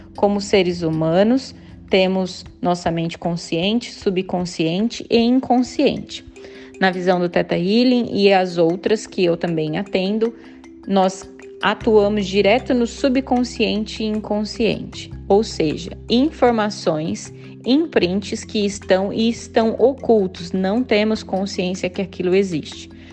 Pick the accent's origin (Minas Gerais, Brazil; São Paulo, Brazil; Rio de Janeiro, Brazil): São Paulo, Brazil; Campinas; moved away as an adult; now in Ireland; moro na Irlanda já há 8 anos e sou natural de Campinas